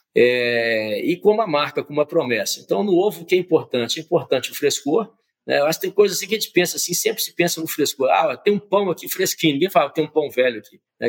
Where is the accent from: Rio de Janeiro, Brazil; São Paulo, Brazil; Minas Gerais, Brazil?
Minas Gerais, Brazil; Conceição do Mato Dentro; sou mineiro de Conceição do Mato Dentro, cidade histórica de Minas Gerais.